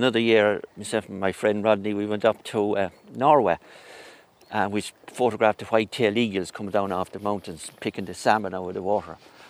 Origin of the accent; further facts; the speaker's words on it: Mullingar, Westmeath, Ireland; I grew up in Ginnell Terrace in Mullingar. That was my home place. But the past 40 years now I live in quite close to Leddison